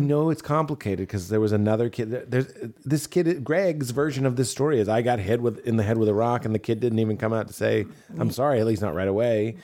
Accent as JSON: {"language": "English", "town": "Melrose", "region": "Massachusetts", "country": "United States", "tie": "born or raised there", "said": "When I was growing up in Melrose, Massachusetts"}